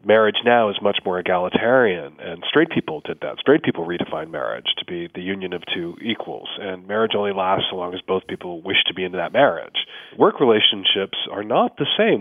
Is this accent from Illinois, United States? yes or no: yes; Chicago, Illinois, United States; now in Seattle, United States; as a kid growing up in Chicago